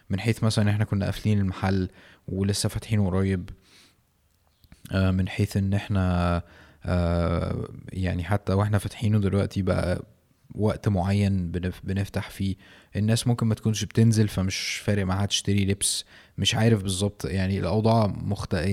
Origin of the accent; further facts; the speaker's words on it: Mansoura, Dakahlia, Egypt; ما انا برضو من المنصورة تقريبا ورحت مر مرتين مثلا ولا حاجة